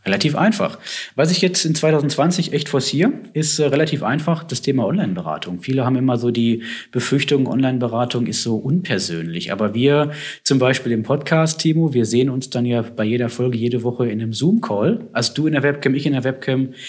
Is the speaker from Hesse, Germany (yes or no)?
no; Herdecke, Witten, Dortmund area, North Rhine-Westphalia, Germany; wo ich herkomme, Herdecke, Witten, Dortmund, die Ecke